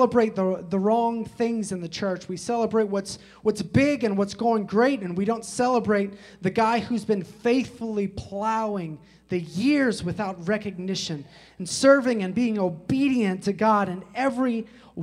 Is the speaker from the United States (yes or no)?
yes; Chicago, Illinois, United States; I grew up in Chicago, especially during the 90s